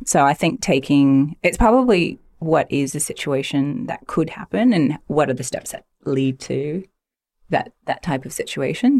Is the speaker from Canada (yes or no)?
yes; Stouffville, Ontario, Canada; I grew up in Stovall, Ontario